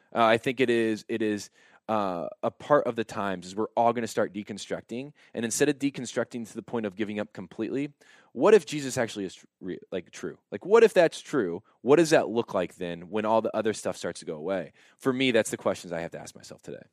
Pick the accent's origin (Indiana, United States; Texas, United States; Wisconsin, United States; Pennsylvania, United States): Indiana, United States; Warsaw; I grew up in Warsaw, Indiana